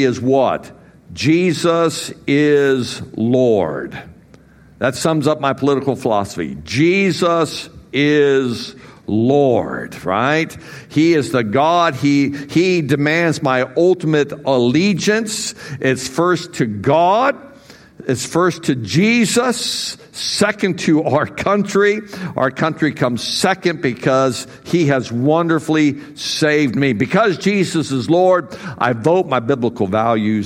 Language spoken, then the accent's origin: English; United States; I'm an American